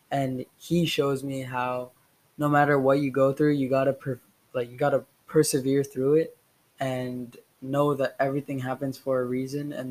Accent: Shanghai, China; also born or lived in Houston; I was born in Houston, Texas, and I soon moved after four months to Shanghai, China my dad is half American, half Indian, and my mom is fully Indian. So I'm Indian American.

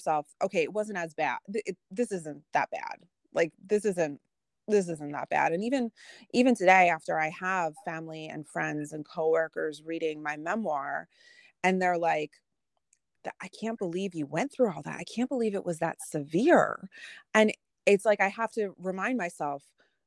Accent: Philadelphia, Pennsylvania, United States; I'm an intelligent woman and I'm from Philly

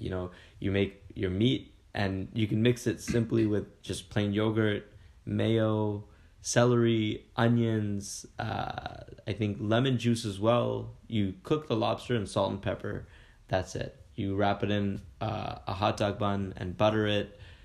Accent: Kingston, Ontario, Canada; I'm actually Canadian born and raised from a t- small town called Kingston, Ontario

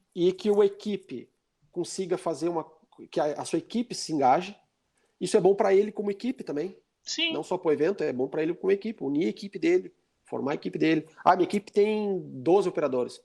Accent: Brazil; sou é daqui do Brasil

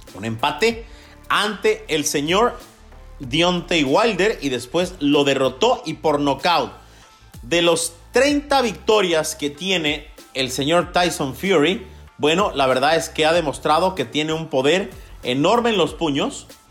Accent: Mexico; soy mexicano

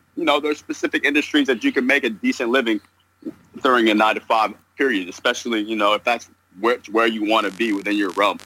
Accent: New York, United States; now in Southern California, United States; currently living in Southern California, and I'm originally from New York

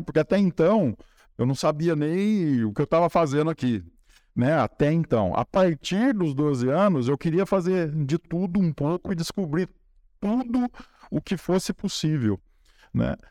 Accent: Espírito Santo do Pinhal, São Paulo, Brazil; eu nasci e cresci ali na Francisco José Fernandes 38, do lado da Igreja de São Benedito

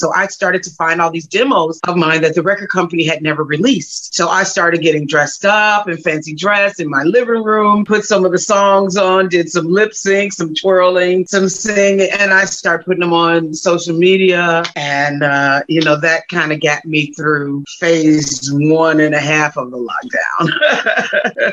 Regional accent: Gary, Indiana, United States; I'm originally from Gary, Indiana

